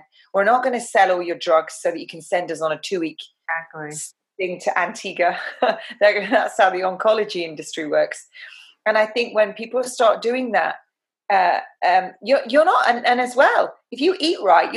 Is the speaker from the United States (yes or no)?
no; England, United Kingdom; I'm an English rose